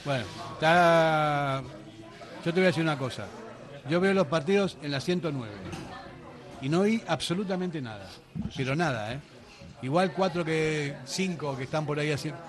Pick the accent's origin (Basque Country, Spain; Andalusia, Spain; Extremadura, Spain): Basque Country, Spain; Bilbao; somos de Bilbao